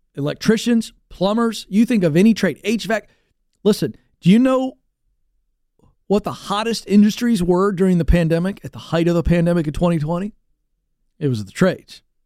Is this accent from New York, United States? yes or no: no; Virginia Beach, Virginia, United States; I grew up in Virginia Beach area, uh, the Tidewater, coastal area of Virginia